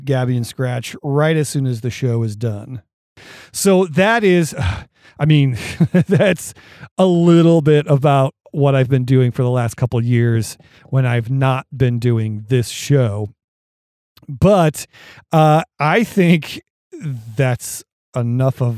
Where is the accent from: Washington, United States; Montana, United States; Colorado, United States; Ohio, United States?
Ohio, United States; we're both from Ohio. We've lived here all our lives